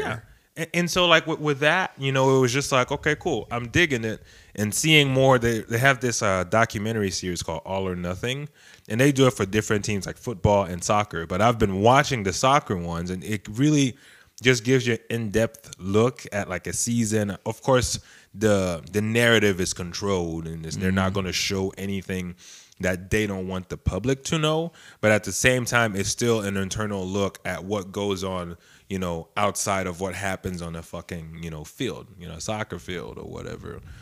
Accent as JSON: {"language": "English", "region": "North Carolina", "country": "United States", "said": "we're from North Carolina"}